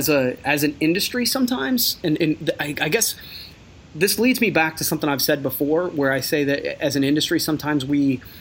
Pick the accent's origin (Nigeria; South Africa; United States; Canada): United States; Coshocton, Ohio; I'm from Coshocton, Ohio.